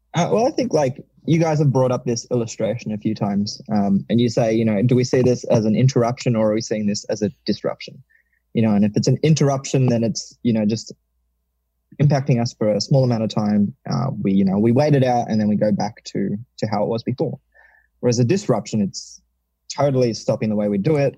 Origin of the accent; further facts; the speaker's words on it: Melbourne, Victoria, Australia; I've moved back to Melbourne, which is my hometown